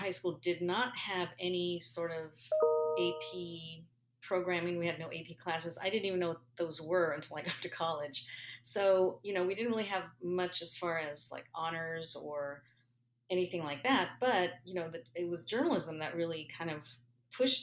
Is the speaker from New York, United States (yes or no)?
no; San Gabriel Valley, Los Angeles area, California, United States; I grew up in the Los Angeles area, specifically the San Gabriel Valley